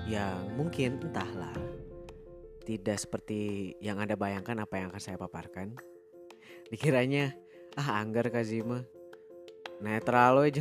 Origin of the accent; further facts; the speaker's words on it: Indonesia; born there; Nah, karena saya lahir di Indonesia, lahir sebagai bangsa Indonesia.